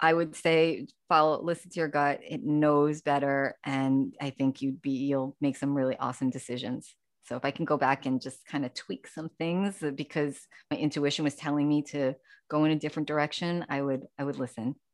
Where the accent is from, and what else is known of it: New York City, New York, United States; born or raised there; also born or lived in Long Island, New York